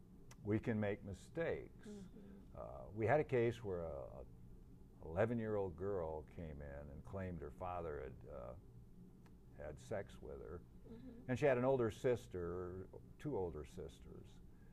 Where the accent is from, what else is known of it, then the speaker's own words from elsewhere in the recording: Michigan, United States; Van Buren County.